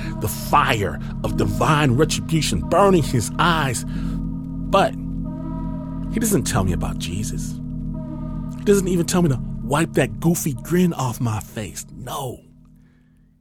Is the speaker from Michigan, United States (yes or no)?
yes; Michigan, United States; I'm from Michigan